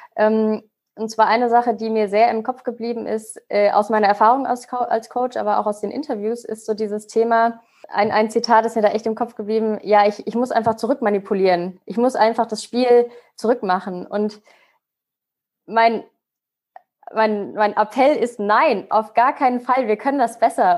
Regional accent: Mainz, Rhineland-Palatinate, Germany; Ich komme gewürdig aus Mainz

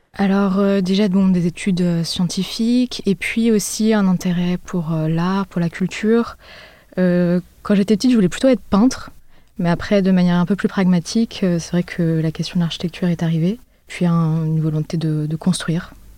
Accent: Paris, Île-de-France, France; also born or lived in Berlin; j'ai grandi à Paris

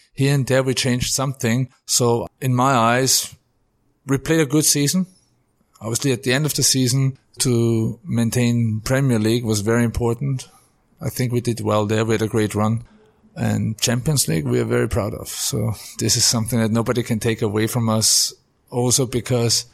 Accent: Austria; also born or lived in Germany / New York; now in England; In a little town called Sauten. We're like 500 people living there

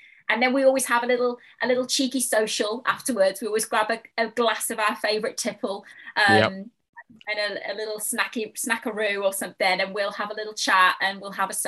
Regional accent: Dudley, West Midlands, United Kingdom; moved away; also born or lived in London; I grew up in the West Midlands, Dudley in the West Midlands, right in the heart of the Black Country

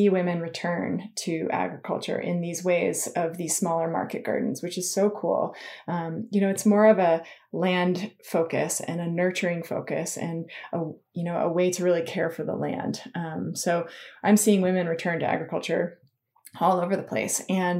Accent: Tahoe, California, United States; I grew up skiing. You know, I grew up in Tahoe, so I skied.

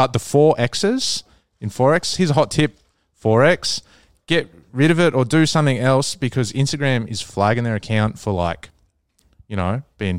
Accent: Queensland, Australia; So there you go. I'm a Queenslander.

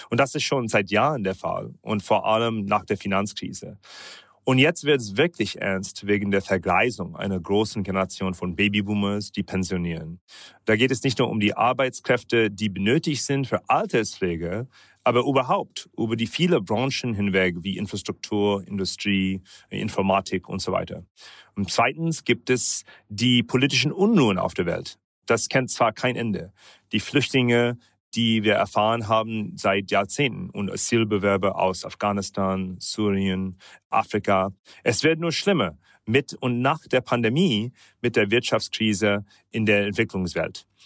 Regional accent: United Arab Emirates; German is a second language; also born or lived in India / United States / Germany; now in Singapore; in Indien geboren, in den Vereinigten Arabischen Emiraten sowie die USA und teilweise auch sogar Deutschland aufgewachsen, wohne zurzeit in Singapur

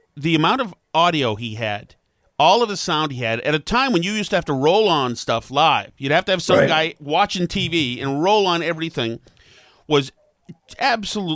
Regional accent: Massachusetts, United States; growing up in Massachusetts

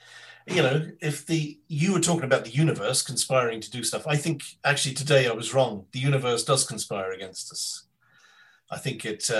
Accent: London, United Kingdom; born there; But I sort of lived in London, and I was born in London, so I have this kind of. It's not my accent.

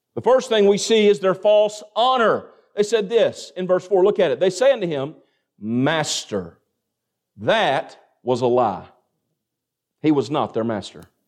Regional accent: Greene County, Kentucky, United States; Where I come from, I mean, I'm surrounded by cornfields, and a lot of y'all know what that's like. Amen. And in Greene County, Kentucky, my graduating class, we had one hundred and eight students.

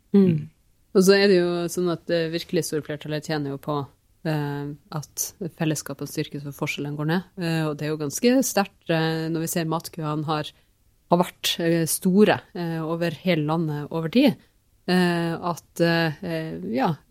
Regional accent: Finnmark, Norway; jeg vokste opp i, i Finnmark

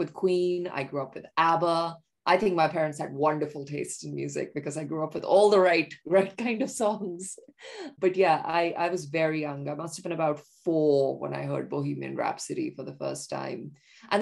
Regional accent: India; moved away; growing up in India, like as a young bisexual

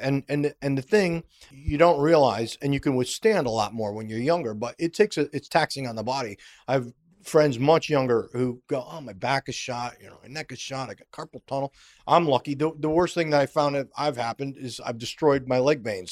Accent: Schenectady, New York, United States; moved away as an adult; my hometown, the way it was pronounced, Schenectady

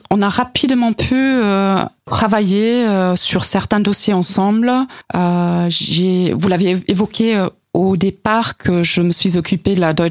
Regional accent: East Germany, Germany; French is a second language; moi, je viens de l'ex-Allemagne de l'Est, Nicole, elle est de l'Ouest.

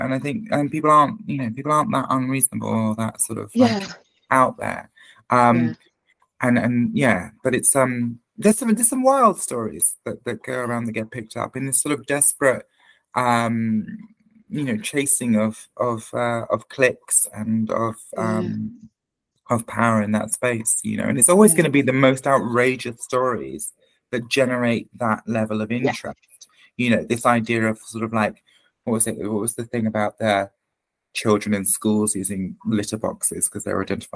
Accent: Hastings, South East England, United Kingdom; my hometown

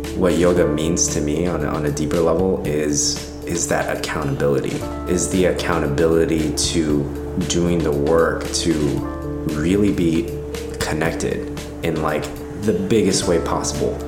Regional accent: Los Angeles, California, United States; I grew up here in Los Angeles, born and raised

